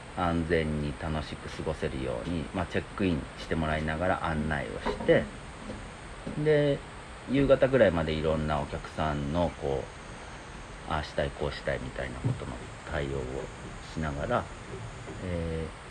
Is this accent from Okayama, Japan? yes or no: no; Iida, Nagano, Japan; moved away as an adult; now in Nakagawa, Japan; 僕飯田出身なんですけど戻ってきたんですけど